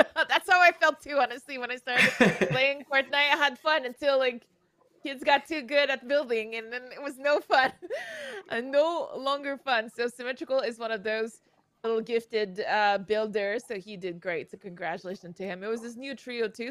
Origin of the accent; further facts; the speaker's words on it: Canada; moved away; I'm from Canada. I'm from the north